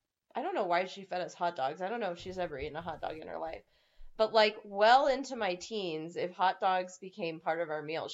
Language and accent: English; United States; growing up in the States